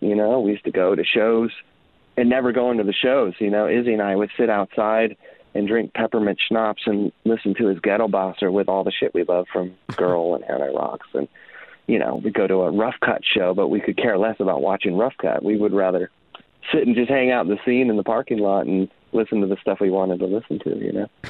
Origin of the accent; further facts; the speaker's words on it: San Francisco, California, United States; moved away as an adult; now in Los Angeles, United States; I grew up in San Francisco